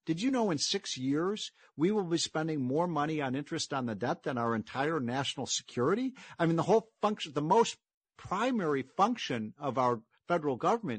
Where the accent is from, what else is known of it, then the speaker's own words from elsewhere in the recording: Chicago, Illinois, United States; my hometown of Chicago